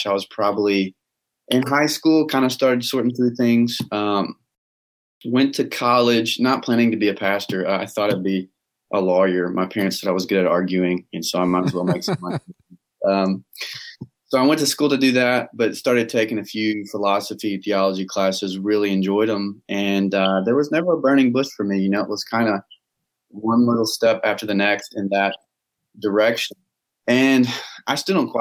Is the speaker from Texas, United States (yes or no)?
yes; Texas, United States; Texas boy, through and through, down to my bones, I'm a Texas boy